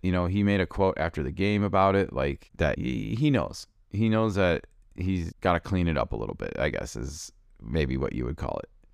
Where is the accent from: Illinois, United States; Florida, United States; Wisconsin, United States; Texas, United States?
Illinois, United States; Chicago; I listened to a lot of Steve Stone growing up in Chicago